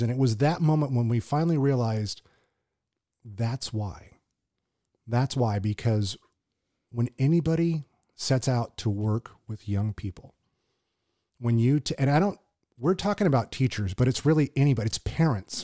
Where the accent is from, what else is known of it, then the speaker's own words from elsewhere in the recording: Southern California, United States; moved away as an adult; also born or lived in Hawaii; now in Tulare, United States; I was from Southern California